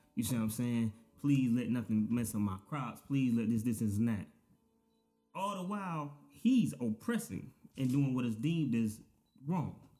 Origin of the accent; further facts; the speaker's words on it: Daytona Beach, Florida, United States; growing up in Daytona, it's like it's a we got a beach for one